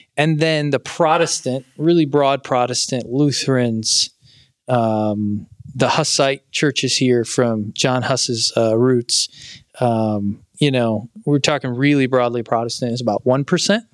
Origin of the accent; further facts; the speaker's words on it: Indiana, United States; moved away as an adult; also born or lived in Ohio / North Carolina; now in Prague, Czech Republic; I grew up in Indiana